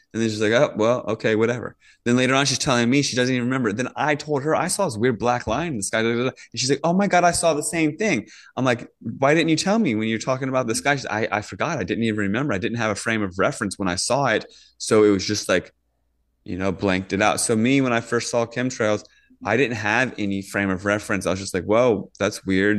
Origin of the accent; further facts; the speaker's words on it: Virginia, United States; moved away; also born or lived in Northern California; when I grew up in Virginia, we get thunderstorms all the time